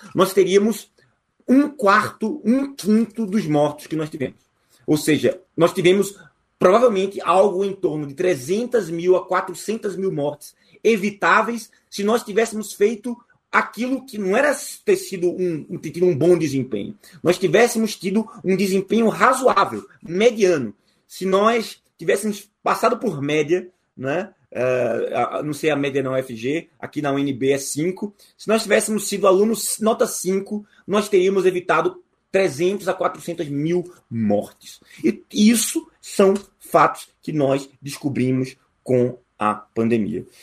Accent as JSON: {"language": "Portuguese", "country": "Brazil", "said": "nós, como brasileiros"}